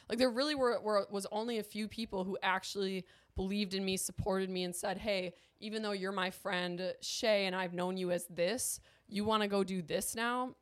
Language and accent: English; Milwaukee, Wisconsin, United States; moved away as an adult; I am from Milwaukee. That's where I was born and raised